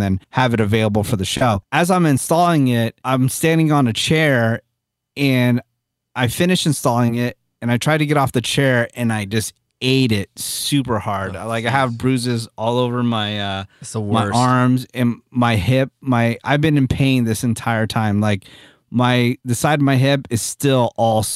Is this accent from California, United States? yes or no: yes; Newark, California, United States; Logitech is from my hometown, Newark, California.